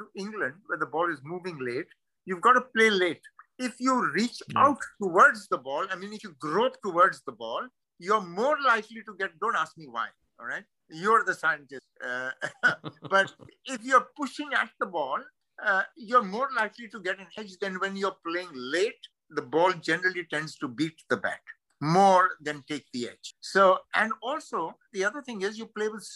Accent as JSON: {"language": "English", "country": "India"}